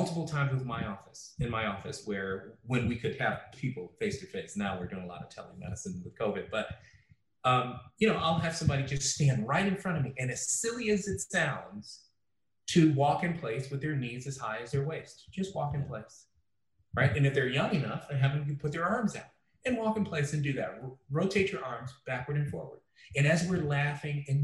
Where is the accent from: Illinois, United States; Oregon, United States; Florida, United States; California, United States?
Illinois, United States; Chicago; I grew up in Chicago